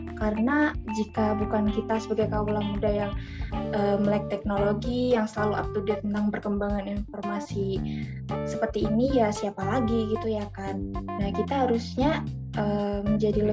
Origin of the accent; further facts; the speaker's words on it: Madiun, East Java, Indonesia; Aku dari aku domisili Jawa Timur, tepatnya aku dari Kota Madiun